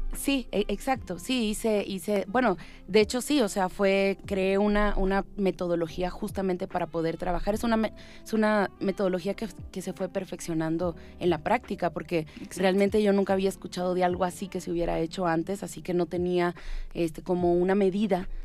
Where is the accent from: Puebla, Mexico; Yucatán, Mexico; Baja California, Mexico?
Baja California, Mexico; Tijuana; born or raised there; also born or lived in Cuba / Havana, Cuba